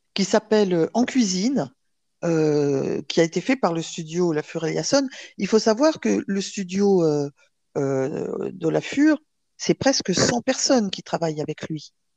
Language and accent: French; Provence-Alpes-Côte d'Azur, France; je suis, je suis une provençale. Hein. je, mes racines, je considère provençale. Et on, a la chance en Provence de grandir sans s'en rendre compte avec la crèche